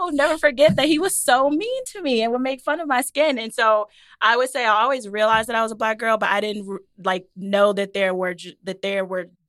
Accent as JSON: {"language": "English", "town": "Detroit", "region": "Michigan", "country": "United States", "tie": "born or raised there", "said": "I grew up in Detroit and all my neighbors were black."}